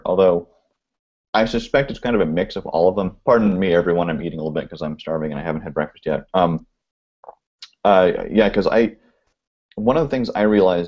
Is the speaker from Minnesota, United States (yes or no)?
no; Oregon, United States; now in California, United States; I grew up in Oregon